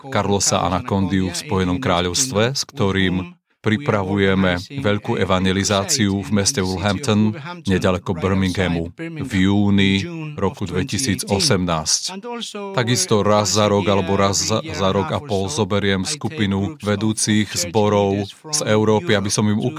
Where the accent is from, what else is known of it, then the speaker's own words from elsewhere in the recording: Argentina; moved away as an adult; also born or lived in New York; now in United Kingdom; Narodil som sa v Argentíne už pred mnohými rokmi, mám teraz 63 rokov, narodil som sa v 53. a žil som tam až do, kým som mal 22 rokov.